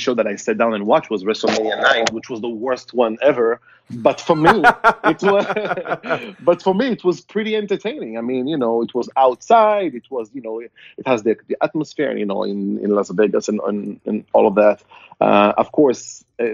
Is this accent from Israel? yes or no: yes; Israel; moved away as an adult; now in San Diego, United States; growing up in Israel